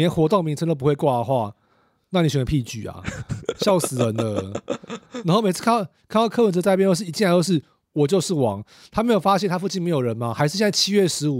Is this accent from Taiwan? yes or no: yes; Kaohsiung, Taiwan; 啊，不然呢？啊，不然呢？哦啊，我们都是我们都是高雄人啊。